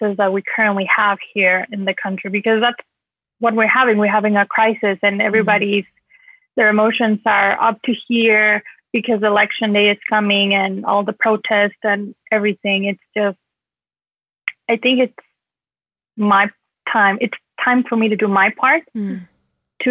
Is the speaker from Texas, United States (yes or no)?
yes; El Paso, Texas, United States; I'm from El Paso, Texas.